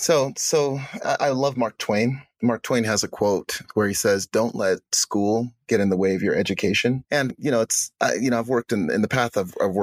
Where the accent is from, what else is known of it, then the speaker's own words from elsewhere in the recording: Uganda; now in United States; so I'm from Uganda originally. I'm an African American.